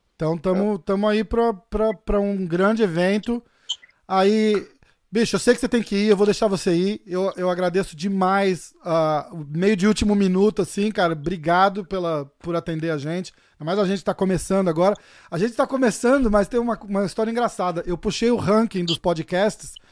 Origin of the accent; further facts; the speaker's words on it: Brazil; sou brasileiro